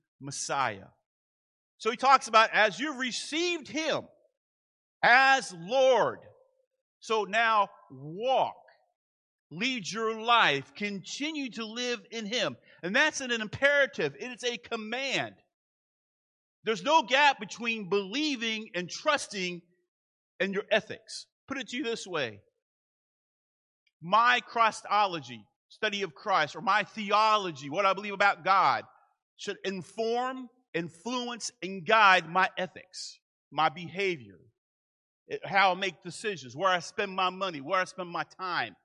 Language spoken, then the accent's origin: English; Manassas, Virginia, United States; moved away; I grew up in Manassas, Virginia.